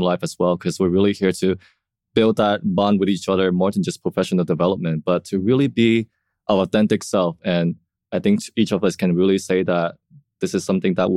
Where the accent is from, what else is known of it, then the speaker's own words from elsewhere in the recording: Vietnam; now in Chicago, United States; Prior to living in Chicago, I was born and raised in Vietnam